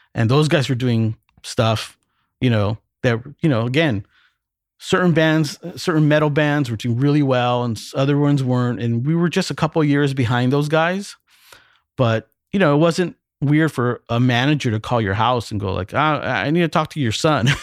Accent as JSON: {"language": "English", "town": "Montebello", "region": "California", "country": "United States", "tie": "born or raised there", "said": "I'm born and raised in Los Angeles in a little city called Montebello"}